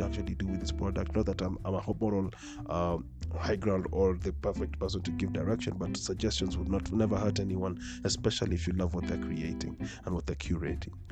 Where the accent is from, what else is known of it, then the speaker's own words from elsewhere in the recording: Nairobi, Kenya; I grew up in Dagoretti